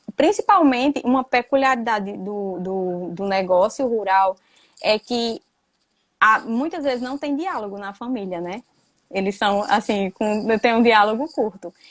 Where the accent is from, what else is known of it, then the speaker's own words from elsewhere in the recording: Patu, Rio Grande do Norte, Brazil; moved away as an adult; also born or lived in Mossoró; now in Aracaju, Brazil; Eu sou natural do Rio Grande do Norte, sou do sertão do Rio Grande do Norte, de uma cidade chamada Patu